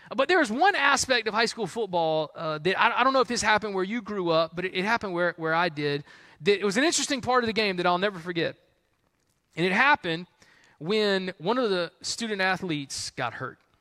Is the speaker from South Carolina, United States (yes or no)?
yes; Columbia, South Carolina, United States; I grew up in Columbia, South Carolina